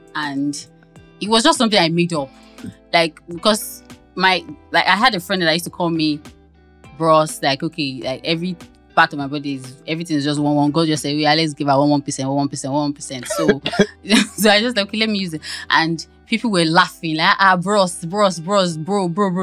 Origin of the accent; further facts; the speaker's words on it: Ibadan, Oyo, Nigeria; I'm from Ibadan now.